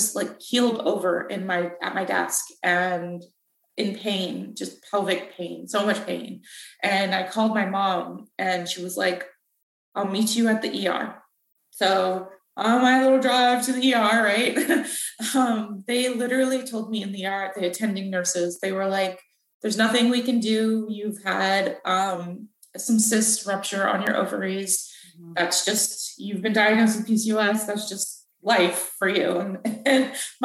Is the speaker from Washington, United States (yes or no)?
yes; Renton, Washington, United States; moved away as an adult; also born or lived in Boston, Massachusetts; now in Virginia, United States; I was raised in Seattle, just outside of Seattle in a town called Renton, Washington, that's where I grew up